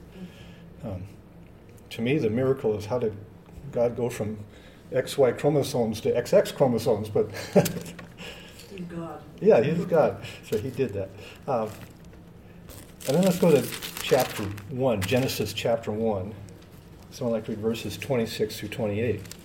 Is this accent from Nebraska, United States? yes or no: no; Washington, United States; moved away; I'm from Washington State